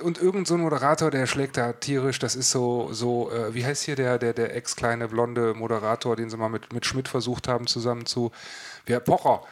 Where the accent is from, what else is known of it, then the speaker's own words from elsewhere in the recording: West Germany, Germany; als Wessi